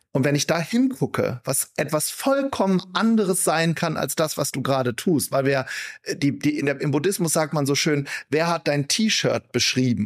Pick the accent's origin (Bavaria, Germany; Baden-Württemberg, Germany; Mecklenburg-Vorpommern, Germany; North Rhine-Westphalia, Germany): North Rhine-Westphalia, Germany; Wuppertal; Ich komme aus Wuppertal